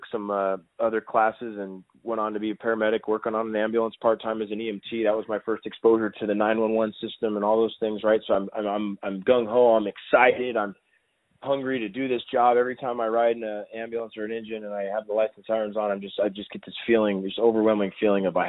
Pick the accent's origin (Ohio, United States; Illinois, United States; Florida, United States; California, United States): California, United States; Southern; near my hometown and in Southern California